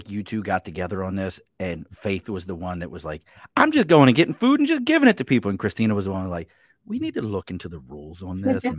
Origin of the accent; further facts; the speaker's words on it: East Coast, United States; I mean, I grew up on the East Coast, you know, I saw the Reagan era, you know, shut it all down